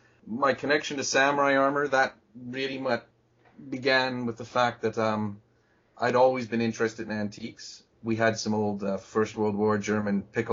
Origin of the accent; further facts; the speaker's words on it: Canada; moved away as an adult; also born or lived in Japan; I'm a Canadian citizen at present time.